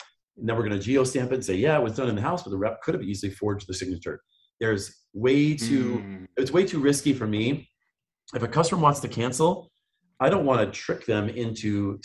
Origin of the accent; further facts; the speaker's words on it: Grand Rapids, Michigan, United States; moved away; I'm from Grand Rapids, Michigan